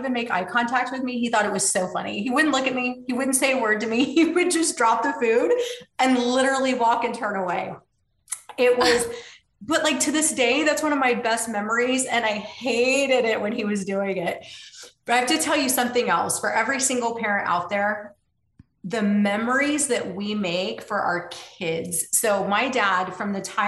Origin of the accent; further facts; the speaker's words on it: Tulsa, Oklahoma, United States; now in Austin, United States; I grew up in Tulsa, Oklahoma.